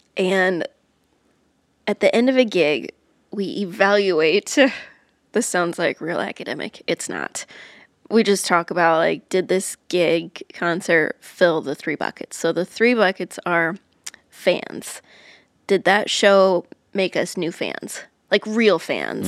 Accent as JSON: {"language": "English", "region": "Iowa", "country": "United States", "tie": "born or raised there", "moved": "as an adult", "lives_now": "Nashville, United States", "said": "I grew up in Iowa"}